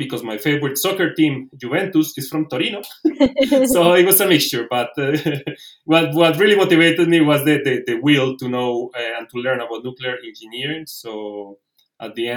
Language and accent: English; Colombia; moved away as an adult; also born or lived in Italy / Belgium / Spain / Netherlands; I'm originally from Colombia. Then I moved to Italy